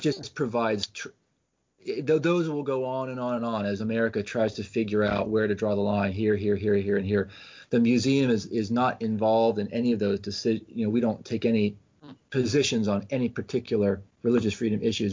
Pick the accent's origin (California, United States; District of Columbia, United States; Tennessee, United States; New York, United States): District of Columbia, United States; Washington; I grew up in Washington D.C.